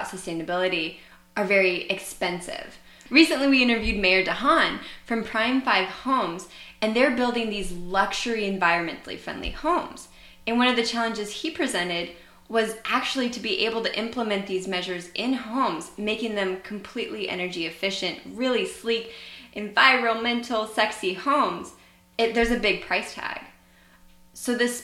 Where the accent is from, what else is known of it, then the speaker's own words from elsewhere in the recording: Idaho, United States; now in San Diego, United States; my home state of Idaho.